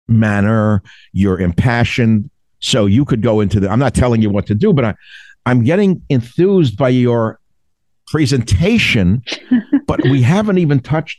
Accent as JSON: {"language": "English", "region": "New York", "country": "United States", "tie": "born or raised there", "said": "I grew up in New York"}